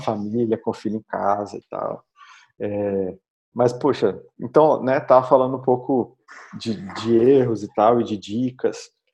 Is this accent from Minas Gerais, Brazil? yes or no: yes; Belo Horizonte, Minas Gerais, Brazil; eu sou de Belo Horizonte